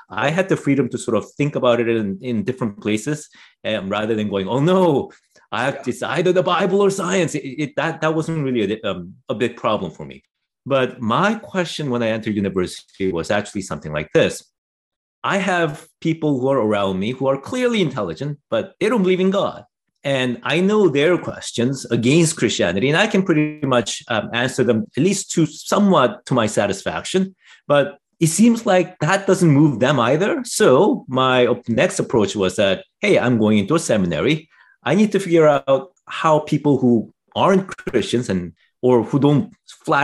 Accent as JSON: {"language": "English", "country": "Canada", "tie": "born or raised there", "also_born_or_lived": "South Korea", "said": "I was raised in Canada, but I came here when I was pretty young"}